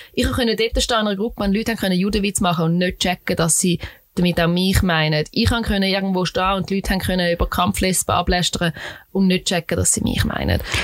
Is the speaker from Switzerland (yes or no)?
yes; Switzerland; ich als Schweizerin